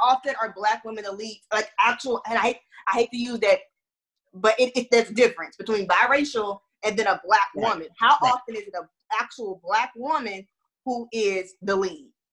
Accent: Houston, Texas, United States; moved away as an adult; also born or lived in Florida; now in Atlanta, United States; I'm from Texas and I'm from Houston, and I grew up in racism.

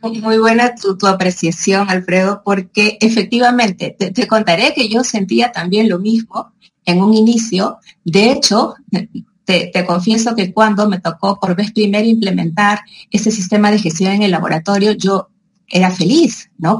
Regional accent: Peru; also born or lived in Madrid; yo regreso a Perú y me dedico a esto

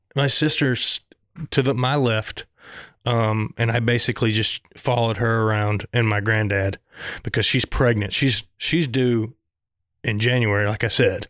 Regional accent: Southern, United States; accent: Southern; my Southern accent

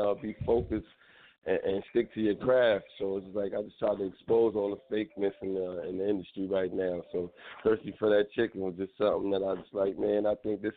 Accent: New York City, New York, United States; also born or lived in Sacramento, California; I'm from the Bronx, New York

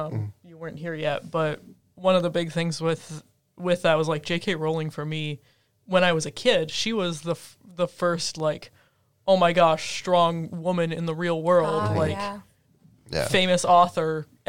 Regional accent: Minnesota, United States; I'm from Minnesota.

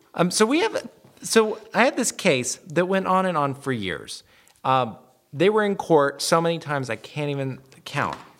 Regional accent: the South, United States; I'm from the South. we add all kinds of letters and syllables to all kinds of words

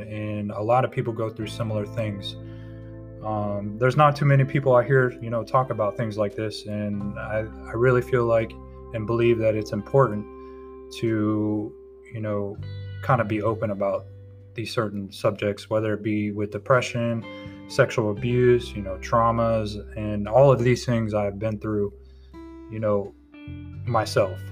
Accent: Tampa, Florida, United States; moved away as an adult; now in North Carolina, United States; I'm originally from Tampa, Florida. I now reside in North Carolina. I've been here for about two years

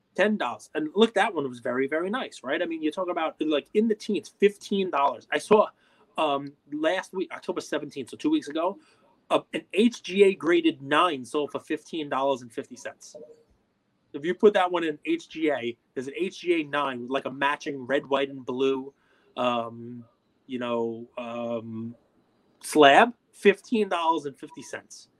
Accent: New York, United States; I'm a New Yorker.

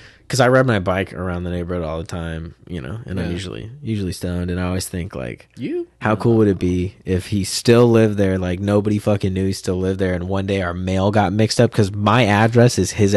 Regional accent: Modesto, California, United States; oh, dude, I'm from Modesto, baby.

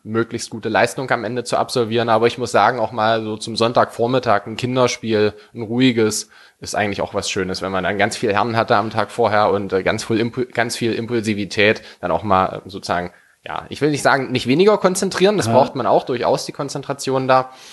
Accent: Werdershausen, Saxony-Anhalt, Germany; also born or lived in Halle; Ich komme hier aus Werdershausen, sozusagen hier gebürti-, gebürtig.

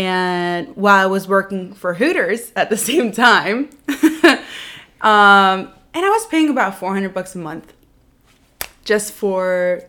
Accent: Lebanon; moved away; also born or lived in Virginia, United States; So I was born in the United States, Virginia. And I was there for about a year before I went down to Lebanon with my family.

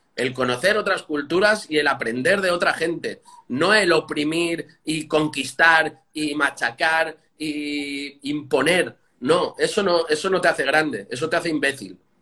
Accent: Catalonia, Spain; now in Madrid, Spain; yo soy catalán, no español

